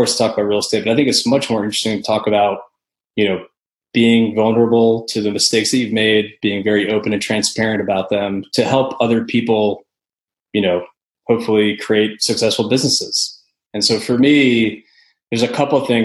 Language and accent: English; the Northeast, upstate New York, United States; moved away as an adult; also born or lived in Northeast US / Connecticut / Boston; now in Nashville, United States; So I'm originally from upstate New York. Then I grew up kind of in the Northeast